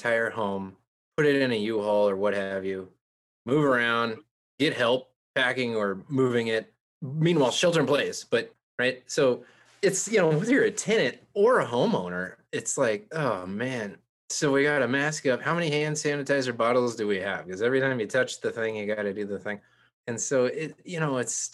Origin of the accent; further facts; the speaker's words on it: Santa Cruz, California, United States; I grew up in Santa Cruz